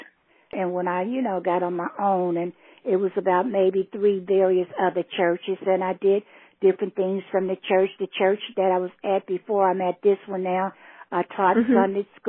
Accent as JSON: {"language": "English", "town": "Cincinnati", "region": "Ohio", "country": "United States", "tie": "born or raised there", "also_born_or_lived": "Newberry, South Carolina", "said": "my dad wanted to come up north, and we came up north when I was a child, and we lived downtown for quite a while before we started branching out to other areas in the Cincinnati area"}